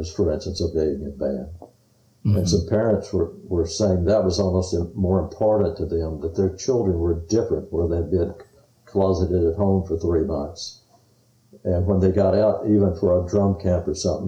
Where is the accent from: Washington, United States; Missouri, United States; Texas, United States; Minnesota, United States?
Texas, United States; I was from Texas